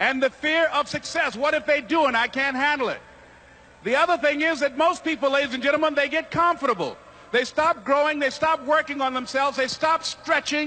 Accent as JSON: {"language": "English", "town": "Miami", "region": "Florida", "country": "United States", "tie": "born or raised there"}